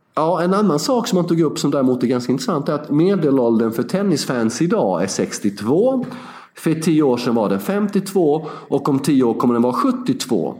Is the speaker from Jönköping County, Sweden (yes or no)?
yes; Värnamo, Jönköping County, Sweden; moved away; Två och en halv mil utanför Värnamo, där jag kommer ifrån